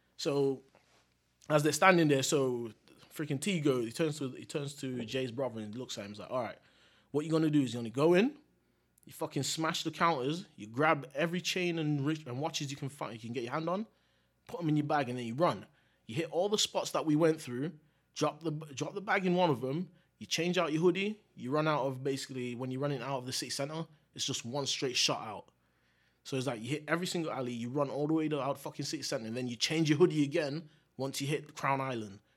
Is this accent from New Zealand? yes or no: no; Jamaica; 'cause being Jamaican